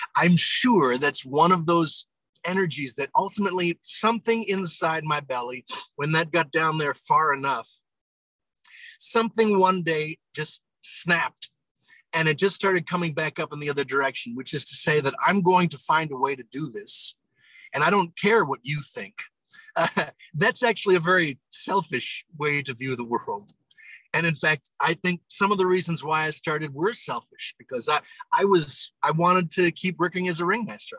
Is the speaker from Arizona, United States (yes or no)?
no; near Broadway, New York, United States; moved away; I grew up near Broadway